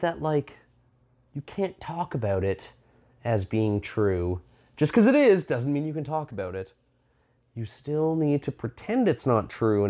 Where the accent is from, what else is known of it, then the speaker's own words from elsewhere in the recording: Iowa, United States; totally from Iowa.